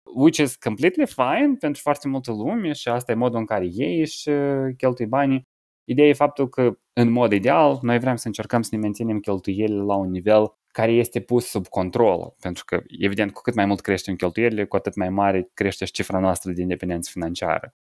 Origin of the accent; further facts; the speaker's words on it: Moldova; moved away as an adult; also born or lived in Cluj, Romania; la 19 ani, m-am mutat din Republica Moldova, m-am mutat de la părinții mei de acasă